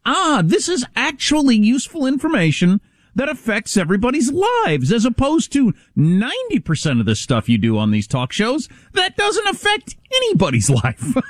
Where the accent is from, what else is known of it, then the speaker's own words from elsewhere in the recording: United States; I, am as an American, I'm not used to supply chain interruptions